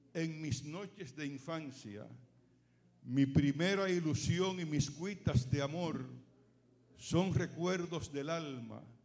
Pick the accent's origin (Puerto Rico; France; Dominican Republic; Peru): Dominican Republic; moved away as an adult; now in San Bernardino, United States; desde que salí de Dominicana en el 2003